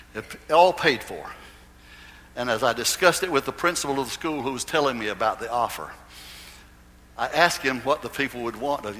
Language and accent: English; Goldsboro, North Carolina, United States; In those days in Goldsboro, it was a very, very prominent church in, in my hometown.